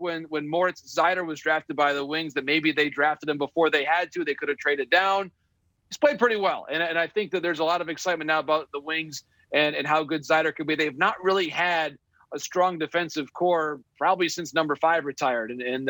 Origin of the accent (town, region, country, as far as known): United States